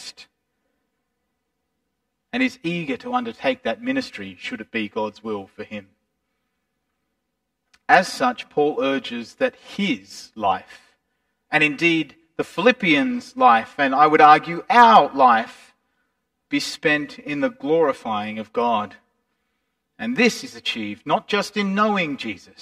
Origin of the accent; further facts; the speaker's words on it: Australia; we conduct ourselves abroad as Australians